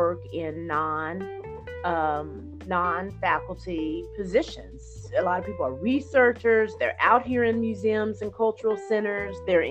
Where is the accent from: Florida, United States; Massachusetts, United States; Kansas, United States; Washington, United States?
Kansas, United States; Topeka; my hometown of Topeka, Kansas